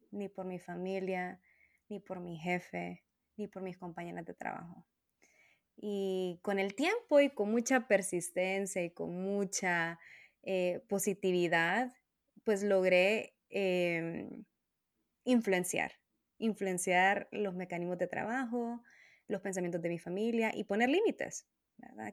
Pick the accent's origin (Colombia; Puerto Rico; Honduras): Honduras; moved away as an adult; en mi país eh, nacional, de donde soy, ¿no? De Honduras